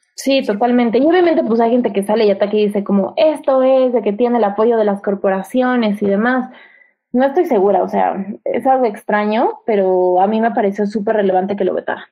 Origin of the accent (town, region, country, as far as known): Mexico